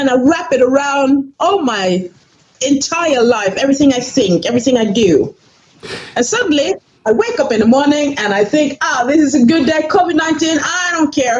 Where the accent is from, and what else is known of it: Norway; born or raised there; first language English; also born or lived in New York City, United States